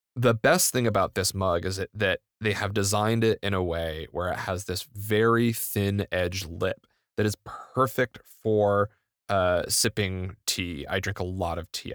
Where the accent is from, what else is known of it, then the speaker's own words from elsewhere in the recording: United States; I'm an interloper from the United States. I've never lived in Europe